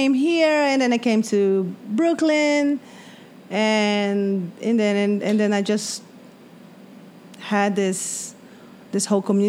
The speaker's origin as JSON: {"language": "English", "region": "Espírito Santo", "country": "Brazil", "said": "I'm from Espírito Santo."}